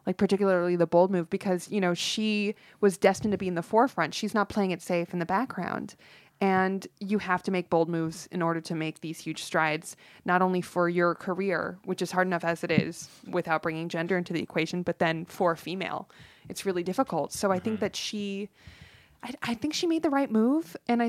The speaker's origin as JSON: {"language": "English", "town": "North Hollywood", "region": "California", "country": "United States", "tie": "born or raised there", "said": "I grew up in North Hollywood."}